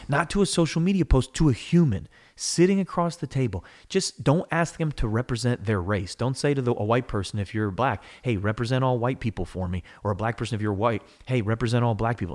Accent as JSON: {"language": "English", "country": "United States", "said": "I'm an American. I love America"}